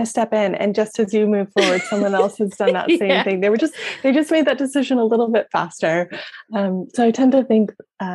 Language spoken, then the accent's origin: English; United States; I'm American